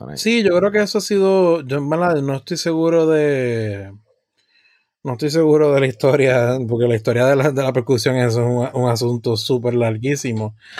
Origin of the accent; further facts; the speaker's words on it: Puerto Rico; tenemos como puertorriqueño, que indudablemente es parte de, nuestra identidad